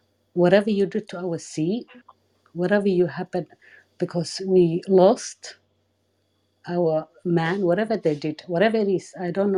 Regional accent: Somalia; moved away; I'm from Somalia.

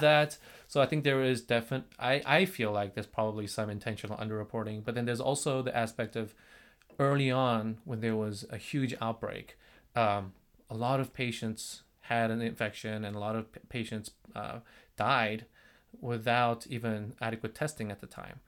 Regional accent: South Korea; moved away as an adult; now in United States; I am from South Korea

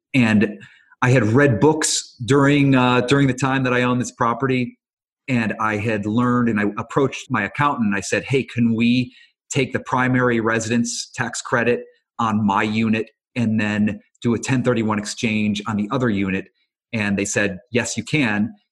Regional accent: Cleveland, Ohio, United States; moved away as an adult; also born or lived in New York; now in Los Angeles, United States; So I grew up in Cleveland

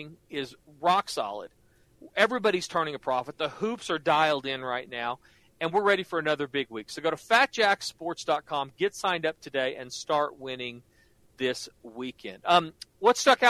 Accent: Norman, Oklahoma, United States; I grew up like you in Norman, Oklahoma, where college football is king

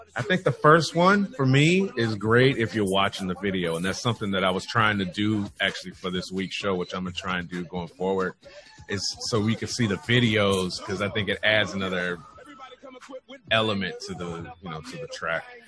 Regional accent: California, United States; I'm from California

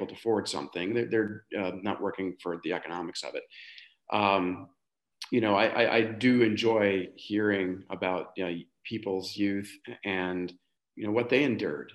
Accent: Boston, Massachusetts, United States; I grew up in the city in Boston, the youngest of six kids

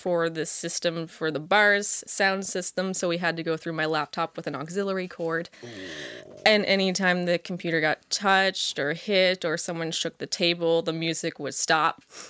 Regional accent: Halifax, Nova Scotia, Canada; Everyone there is awesome. And it's my hometown, so I love going there.

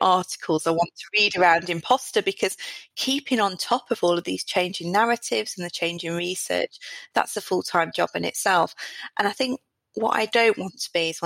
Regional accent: South Derbyshire, East Midlands, United Kingdom; I'm from South Derbyshire, from a pit village

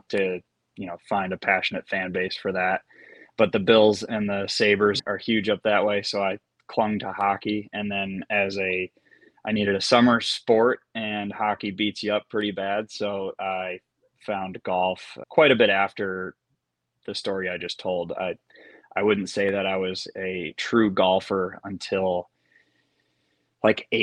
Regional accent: Rochester, New York, United States; near my house where I grew up in Rochester, New York

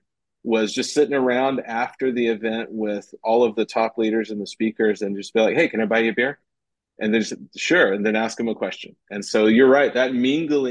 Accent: Austin, Texas, United States; In Austin. Yeah. In my hometown where I'm at right now

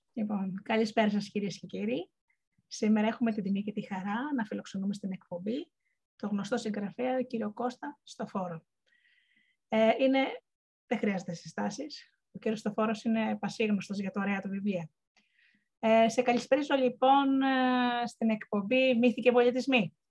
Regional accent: Missolonghi, Western Greece, Greece; moved away; εγώ κατάγομαι από το Μεσολόγγι

